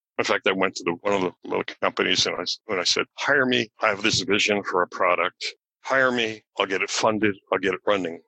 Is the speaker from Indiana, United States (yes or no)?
no; Virginia, United States; Richmond, Virginia, my home state